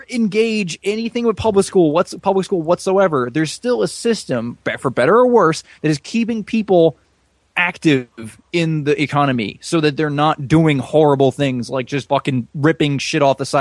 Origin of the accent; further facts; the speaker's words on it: United States; As an American